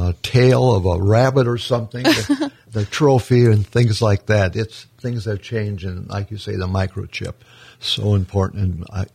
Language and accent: English; Minnesota, United States; moved away; also born or lived in Arizona; I grew up in Minnesota and I went to college in Arizona